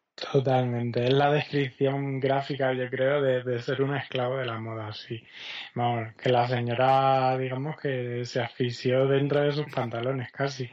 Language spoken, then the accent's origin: Spanish; Extremadura, Spain